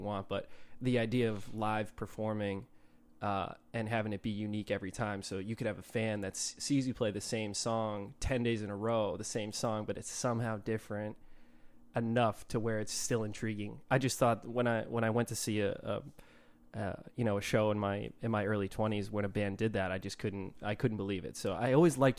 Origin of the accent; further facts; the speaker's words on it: Milford, Massachusetts, United States; also born or lived in Rhode Island; I grew up in a town called Milford, Massachusetts